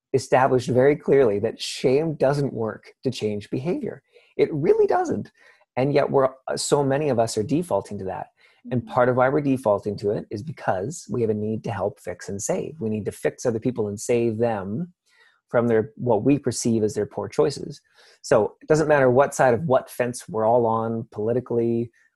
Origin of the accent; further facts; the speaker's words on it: Canada; I'm Canadian